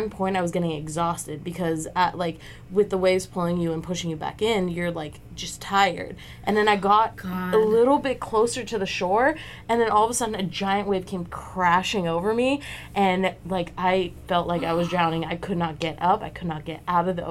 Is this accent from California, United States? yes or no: yes; Los Angeles, California, United States; I'm from Los Angeles, so a lot of my childhood was spent going to the ocean